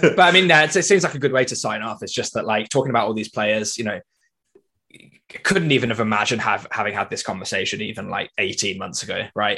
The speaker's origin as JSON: {"language": "English", "region": "Wales", "country": "United Kingdom", "said": "as a Welshman"}